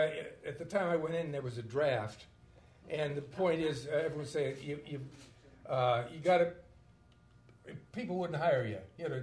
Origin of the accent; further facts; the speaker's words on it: Cleveland, Ohio, United States; And I grew up in Cleveland